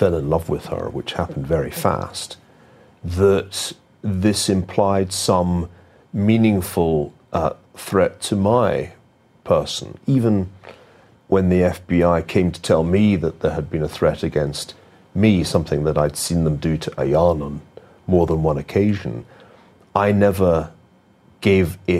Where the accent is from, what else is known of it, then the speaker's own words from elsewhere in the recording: Glasgow, Scotland, United Kingdom; I grew up in Glasgow in the west of Scotland.